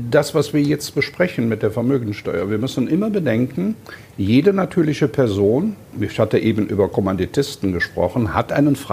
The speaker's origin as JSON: {"language": "German", "town": "Cologne", "region": "North Rhine-Westphalia", "country": "Germany", "said": "also ich drücke das mal als Kölner ein bisschen salopp aus."}